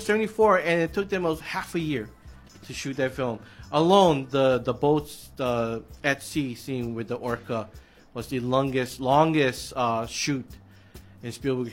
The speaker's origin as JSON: {"language": "English", "region": "Hawaii", "country": "United States", "tie": "born or raised there", "said": "growing up in Hawaii"}